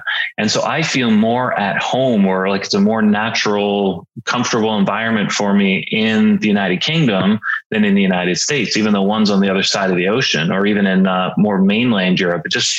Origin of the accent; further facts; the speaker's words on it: Canada; Yeah, from Canada, born and raised in Canada, though my family has long since migrated to the South. So I spend a fair bit of time down there.